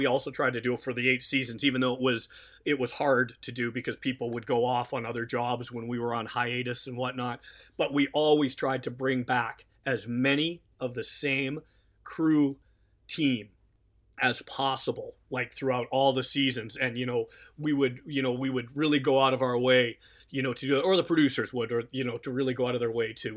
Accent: Canada; us being Canadian

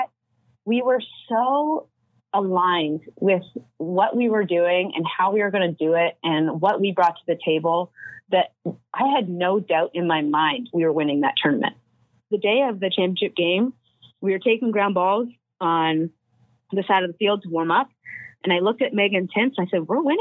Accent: Toronto, Ontario, Canada; I'm from the Greater Toronto area

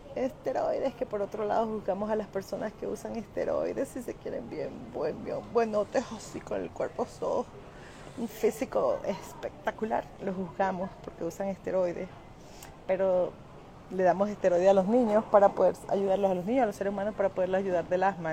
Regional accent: Caracas, Capital District, Venezuela; moved away; nací en el 23 de enero en la, la ¿cómo se llama? sector Montepiedad, viví allí hasta los 14 años con, mi mamá

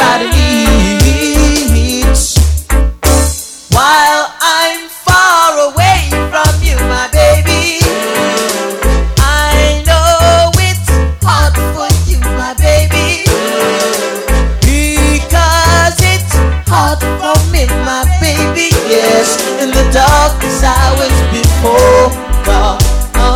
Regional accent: Leicester, East Midlands, United Kingdom; my own town, my hometown, that's Leicester Town

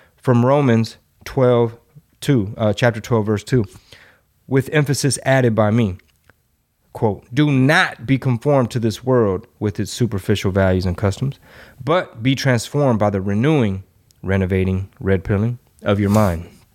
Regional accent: Texas, United States; my hometown

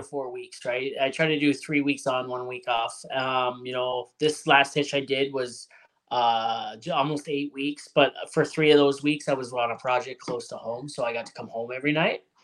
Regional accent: Hamilton, Ontario, Canada; now in Alberta, Canada; I'm from Hamilton originally

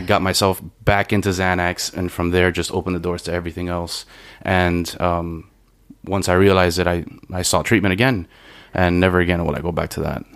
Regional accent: Miami, Florida, United States; I'm from Miami, uh, from Little Havana, and um, not the best of neighborhoods.

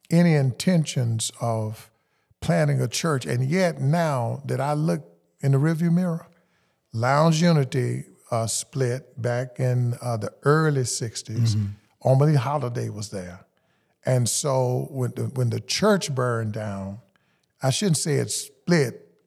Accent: Houston, Texas, United States; I grew up in Houston, grew up in Northeast Houston, mm-hmm. uh, grew up in the Fifth Ward area.

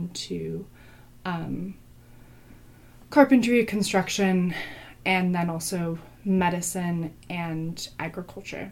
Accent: Berkeley, California, United States; I grew up in Berkeley and in the East Bay

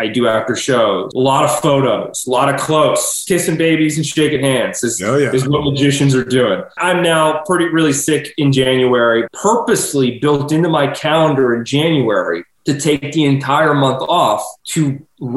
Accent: Pittsburgh, Pennsylvania, United States; my hometown residency in Pittsburgh

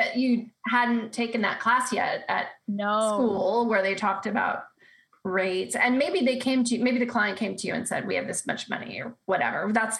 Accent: Los Angeles, California, United States; born or raised there; moved away

